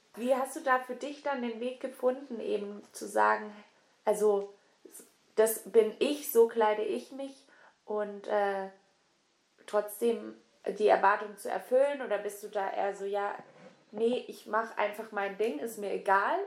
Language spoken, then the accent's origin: German; the South, Southern Germany, Germany; moved away; ich komme auch aus dem Süden